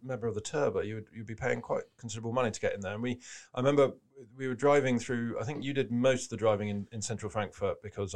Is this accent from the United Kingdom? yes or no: yes; United Kingdom; being British